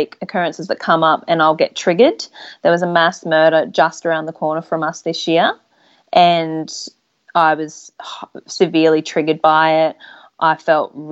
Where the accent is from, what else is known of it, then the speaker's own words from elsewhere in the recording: Sunshine Coast, Queensland, Australia; moved away as an adult; now in Western Australia, Australia; I grew up on the Sunshine Coast in Queensland